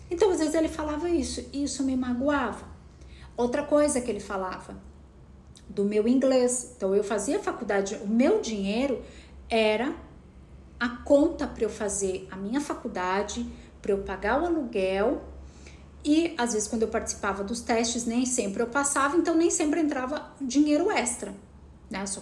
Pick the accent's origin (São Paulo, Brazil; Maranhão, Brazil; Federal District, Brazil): São Paulo, Brazil; Piracicaba; moved away; Eu saí de Piracicaba com o desejo de ser atriz, mas será que depois de 3, 4 anos esse desejo ainda era ardente dentro de mim?